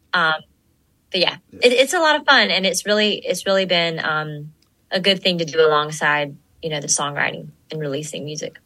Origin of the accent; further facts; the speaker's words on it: Gainesville, Georgia, United States; I am from Gainesville, Georgia